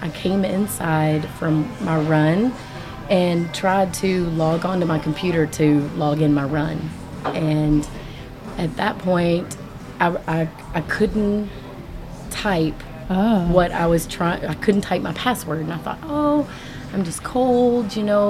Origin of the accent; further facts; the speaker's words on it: Kentucky, United States; Originally Southwest Kentucky.